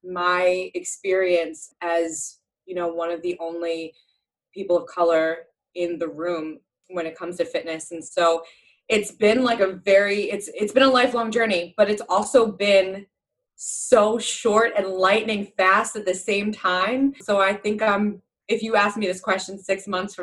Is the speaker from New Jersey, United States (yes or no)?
yes; New Jersey, United States; moved away as an adult; also born or lived in New England; growing up in New Jersey, which is really diverse